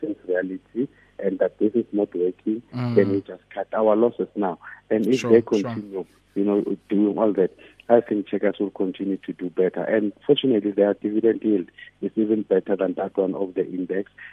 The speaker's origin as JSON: {"language": "English", "country": "South Africa"}